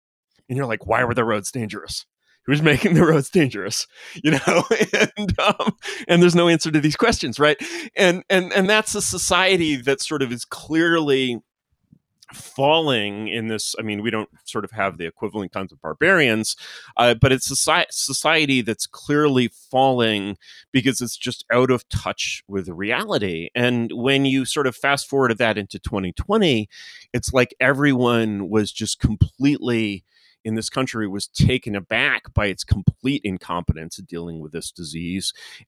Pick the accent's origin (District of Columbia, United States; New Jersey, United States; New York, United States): District of Columbia, United States; Washington; I sort of grew up in DC. I grew up in the Foreign Service, to be exact.